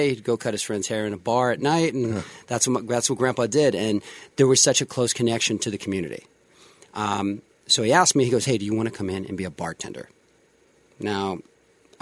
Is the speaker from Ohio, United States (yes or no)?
yes; Youngstown, Ohio, United States; born or raised there; moved away as an adult; now in Las Vegas, United States